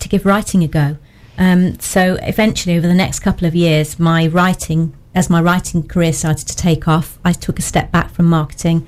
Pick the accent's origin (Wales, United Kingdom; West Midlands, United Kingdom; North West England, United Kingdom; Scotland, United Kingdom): West Midlands, United Kingdom; Birmingham; moved away as an adult; also born or lived in Nottingham; now in Lambley, United Kingdom; I'm originally from Birmingham, but I came to Nottingham in the late 80s